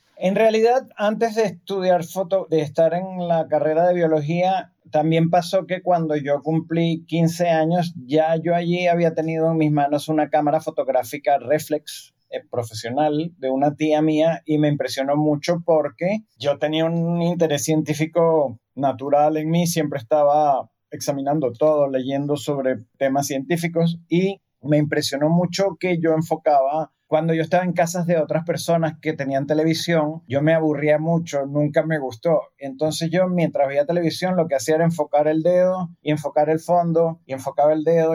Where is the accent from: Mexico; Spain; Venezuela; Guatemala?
Venezuela; Cuando estaba muy pequeño, aquí en Venezuela